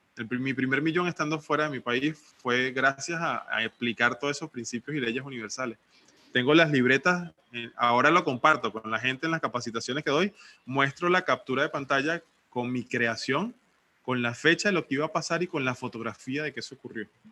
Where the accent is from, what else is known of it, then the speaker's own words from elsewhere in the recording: Venezuela; moved away as an adult; now in Playa del Carmen, Mexico; soy hijo único venezolano. Estoy viviendo ahorita en México, en, un lugar paradisíaco que se llama Playa del Carmen